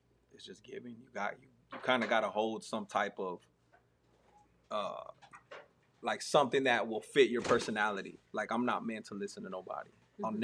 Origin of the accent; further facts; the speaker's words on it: Arizona, United States; now in Texas, United States; me growing up in Arizona